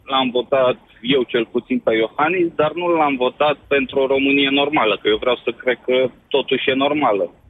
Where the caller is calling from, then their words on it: United Kingdom; Sunt din Marea Britanie.